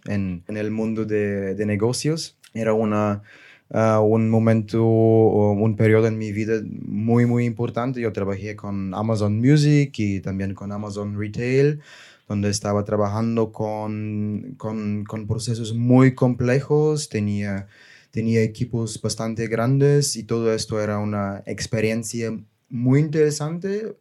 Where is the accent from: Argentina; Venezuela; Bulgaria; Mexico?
Bulgaria; Spanish is a second language; moved away as an adult; also born or lived in Germany / Barcelona; yo soy, yo soy de Bulgaria